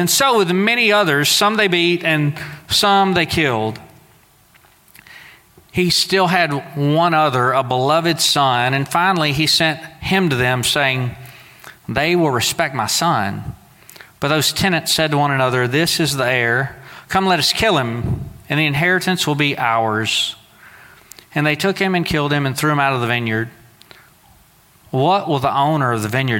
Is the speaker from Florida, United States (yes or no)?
no; Southeast Texas, United States; moved away; Now, I grew up in Southeast Texas